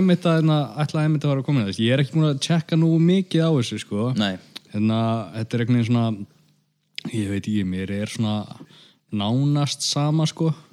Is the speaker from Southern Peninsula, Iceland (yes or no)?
yes; Grindavík, Southern Peninsula, Iceland; minn heimabæ